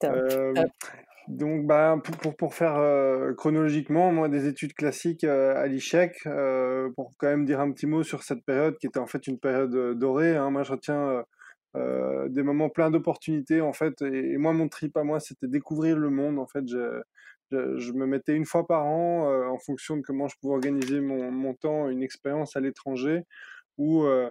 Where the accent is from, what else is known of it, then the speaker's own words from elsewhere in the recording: Brussels, Brussels-Capital Region, Belgium; J'ai grandi à Bruxelles